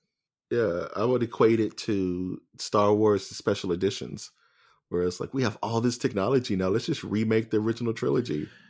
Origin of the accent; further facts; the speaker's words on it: Modesto, California, United States; I'm from Modesto. I went to USC.